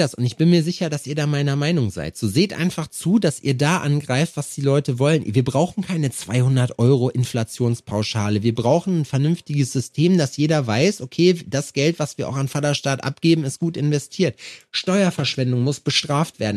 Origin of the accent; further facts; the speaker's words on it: Schalksmühle, North Rhine-Westphalia, Germany; moved away; da wo ich herkomme, aus Schalksmühle